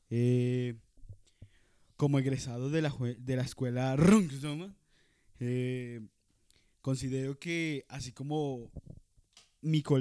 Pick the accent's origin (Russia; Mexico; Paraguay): Russia; Spanish is a second language; En Harvard y también soy ruso. Eh, estudié en la Universidad Rusia.